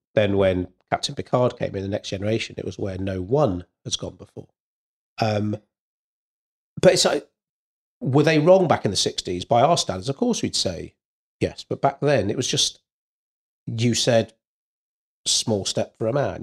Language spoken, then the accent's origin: English; Wales, United Kingdom; being Welsh